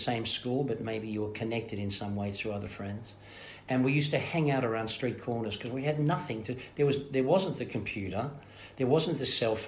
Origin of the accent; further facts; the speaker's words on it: Melbourne, Victoria, Australia; moved away; also born or lived in America; I was born in Fitzroy, and then raised in Sunshine and Carlton and in Fitzroy back again.